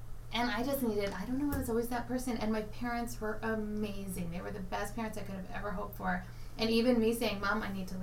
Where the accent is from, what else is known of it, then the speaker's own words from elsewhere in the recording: Port Chester, New York, United States; moved away; also born or lived in Arizona; Westchester, New York. Mm-hmm. Or Portchester, New York